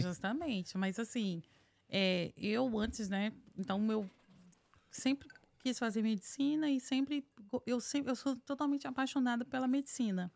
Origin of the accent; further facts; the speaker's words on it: Vitória, Espírito Santo, Brazil; moved away as an adult; also born or lived in São Paulo, Brazil / North Carolina, United States; now in United States; nasci em Vitória, fiz faculdade na Universidade Federal do Espírito Santo